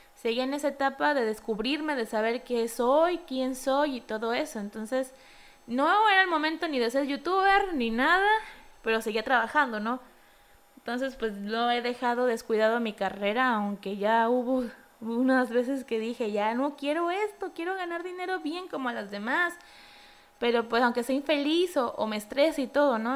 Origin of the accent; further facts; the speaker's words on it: Mexico; como buen mexicano